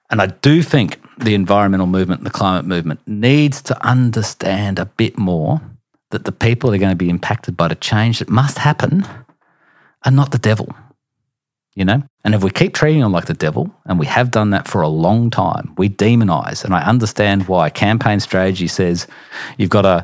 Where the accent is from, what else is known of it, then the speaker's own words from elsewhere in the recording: Queensland, Australia; I'm a Queenslander.